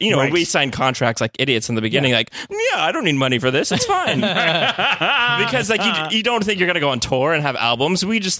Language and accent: English; Texas, United States; moved away; I came from Texas